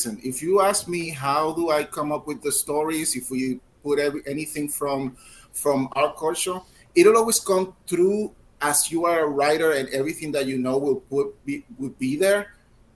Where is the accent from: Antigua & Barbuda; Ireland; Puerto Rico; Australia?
Puerto Rico; I'm from Puerto Rico